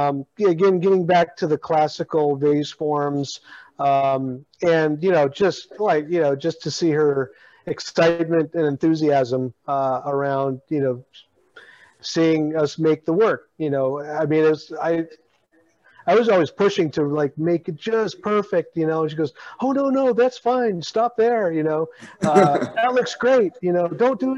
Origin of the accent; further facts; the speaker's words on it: Alaska, United States; oh, I'm Alaskan native too